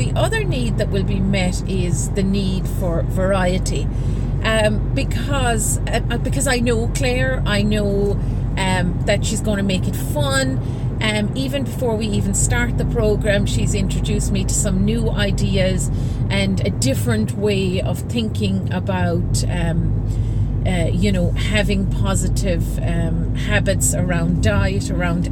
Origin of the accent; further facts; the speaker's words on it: Ireland; moved away as an adult; also born or lived in Singapore; now in Juan-les-Pins, France; I'm from Ireland